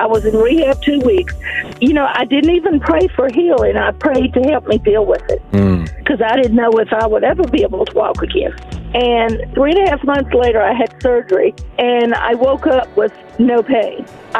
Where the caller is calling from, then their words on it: Tucson, Arizona, United States; I'm from Tucson.